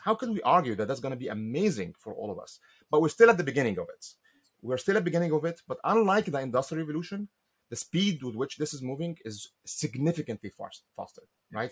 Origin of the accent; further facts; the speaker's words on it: Egypt; moved away as an adult; now in United States; I came to the US in 1995. I'm from Egypt originally.